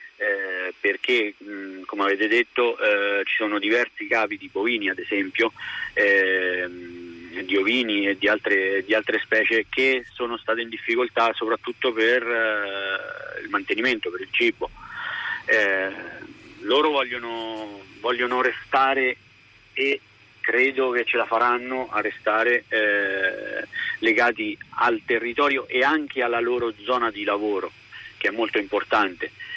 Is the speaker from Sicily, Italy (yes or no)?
no; Rieti, Lazio, Italy; parlo da cittadino di questa comunità, perché io sono di Rieti